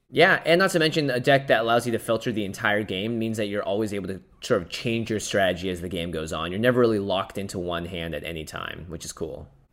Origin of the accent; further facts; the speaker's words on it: Seattle, Washington, United States; I grew up in Seattle.